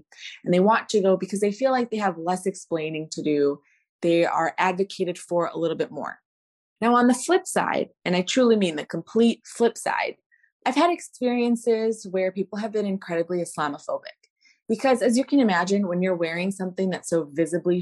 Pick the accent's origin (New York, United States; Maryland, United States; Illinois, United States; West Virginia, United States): Illinois, United States; Chicago; I am the most Chicago born, bred and raised person you can come around